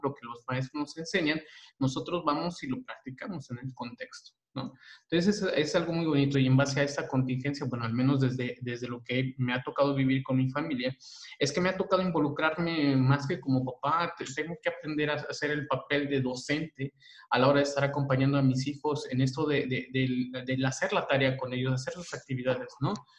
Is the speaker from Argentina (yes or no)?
no; Chiapas, Mexico; la cultura, al menos este, chiapaneca, ¿verdad? Yo voy a hablar de donde yo nací